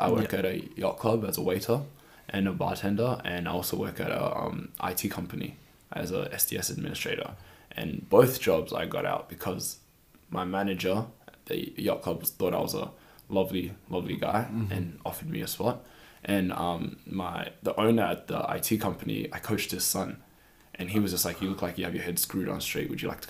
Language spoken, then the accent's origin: English; New Zealand; moved away; Time I had that was when I came from New Zealand to here